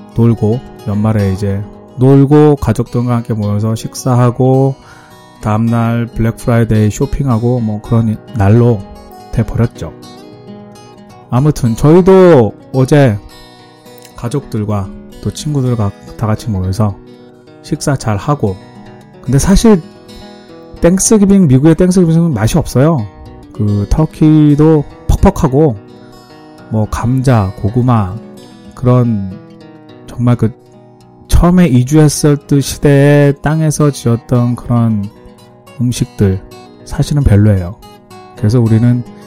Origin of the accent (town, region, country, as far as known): South Korea; now in United States